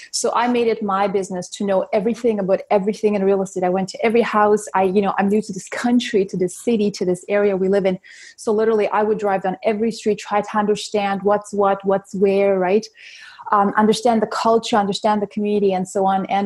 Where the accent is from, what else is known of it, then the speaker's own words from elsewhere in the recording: Russia; born there; moved away; also born or lived in Germany; We moved here from Can- uh, from Germany actually, but I was originally born in Russia.